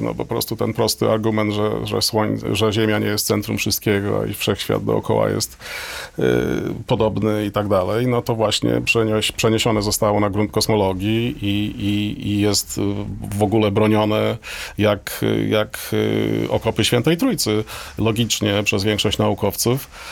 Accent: Toruń, Kuyavian-Pomeranian Voivodeship, Poland; moved away as an adult; ja nie urodziłem się, ale wychowałem się w Toruniu

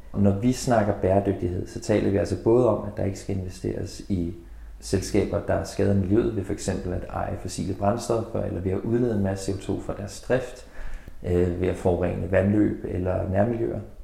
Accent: Denmark

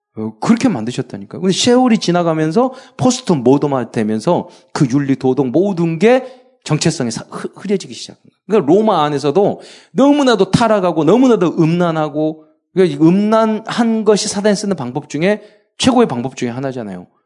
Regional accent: Jeolla, South Korea; 제가 전라도 출신이라서

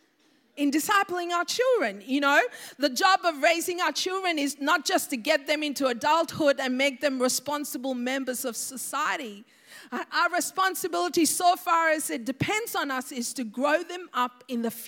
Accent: Sri Lanka; I remember growing up in Sri Lanka

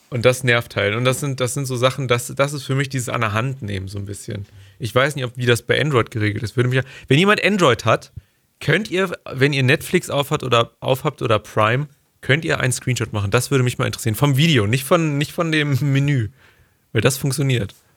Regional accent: Germany; als Deutscher

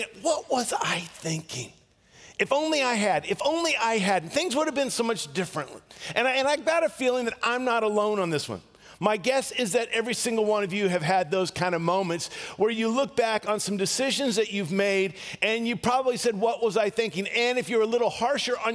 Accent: Portland, Oregon, United States; I grew up in the Portland, Vancouver area. We moved there in 1970

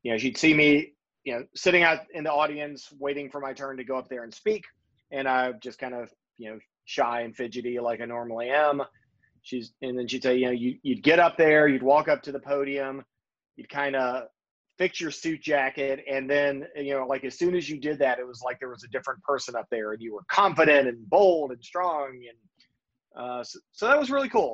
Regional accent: Lunenburg County, Virginia, United States; I grew up in Lunenburg County, Virginia

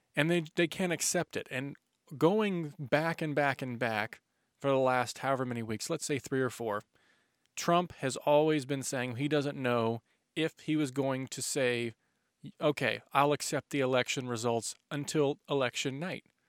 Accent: United States; as an American

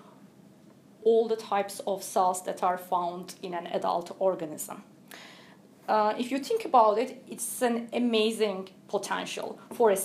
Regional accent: Turkey; moved away as an adult; also born or lived in United States; now in Cambridge, United Kingdom; I'm originally from Turkey

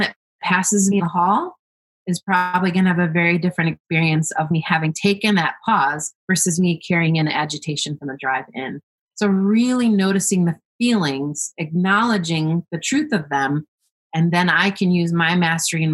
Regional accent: United States; me growing up in this country, being an American

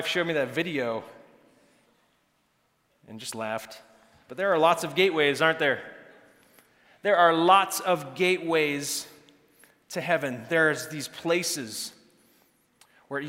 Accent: Santa Cruz, California, United States; my hometown in Santa Cruz

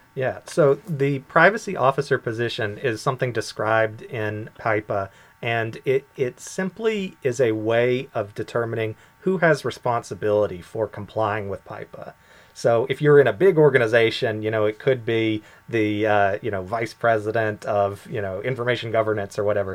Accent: United States; moved away as an adult; now in Bermuda; I am from the U.S.

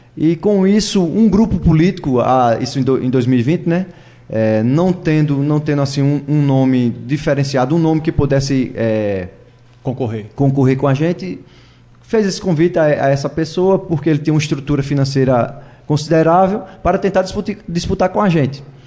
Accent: Maraial, Pernambuco, Brazil; eu nasci e me criei lá em Maraial

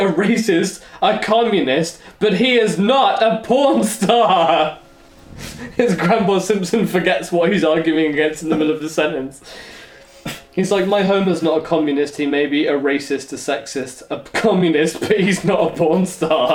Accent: England, United Kingdom; we're English

